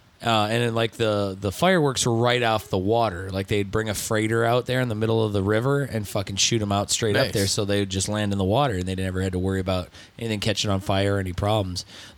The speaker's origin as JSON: {"language": "English", "town": "Osceola", "region": "Indiana", "country": "United States", "tie": "born or raised there", "said": "I grew okay, up so I grew up hanging out in Osceola, Indiana, which was near South Bend, which is where Notre Dame is."}